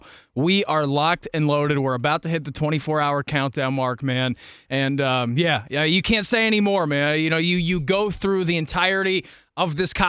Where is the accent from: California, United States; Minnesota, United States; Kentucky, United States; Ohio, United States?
Ohio, United States; Centerville; I'm a Southwest Ohio kid. I'm from Centerville.